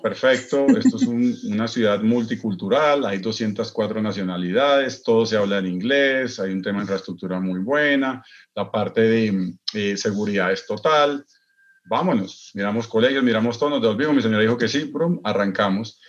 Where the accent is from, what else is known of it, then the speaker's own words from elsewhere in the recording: Bogotá, Colombia; moved away as an adult; also born or lived in Dubai; mi tierrita, en Bogotá